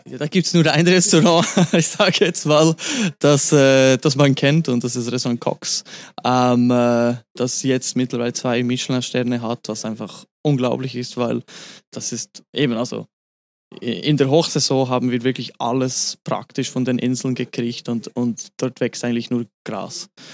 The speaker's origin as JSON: {"language": "German", "town": "Grindelwald", "region": "Bern", "country": "Switzerland", "tie": "born or raised there", "moved": "as an adult", "lives_now": "Zermatt, Switzerland", "said": "ab nächsten Sommer werde ich zurück in meine Heimat, ins schöne Berner Oberland, Fuße des Eigers, den kennt man natürlich auch überall, äh, nach Grindelwald zurückgehen. Dort hat meine Familie schon ein, ein Hotel"}